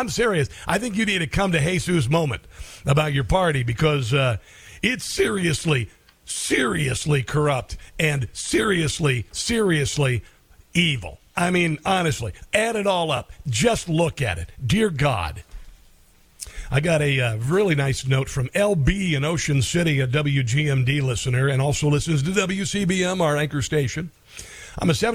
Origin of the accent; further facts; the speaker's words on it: Iowa, United States; That's my home state.